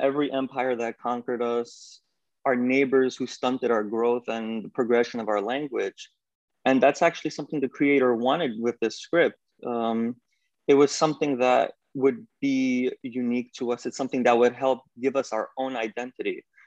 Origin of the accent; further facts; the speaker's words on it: New York, United States; I'm from New York